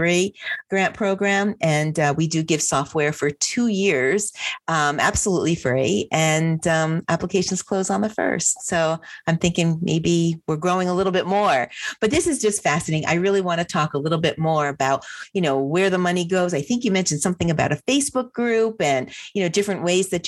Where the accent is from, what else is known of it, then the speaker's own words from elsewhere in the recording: New Jersey, United States; I'm from New Jersey.